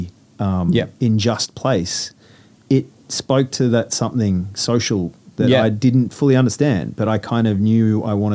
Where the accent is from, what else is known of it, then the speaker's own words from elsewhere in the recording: Sydney, New South Wales, Australia; I grew up in Sydney